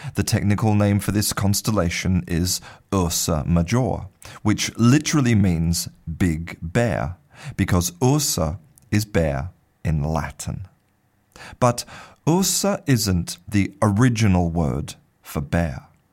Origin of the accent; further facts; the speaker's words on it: Australia; I was born in Australia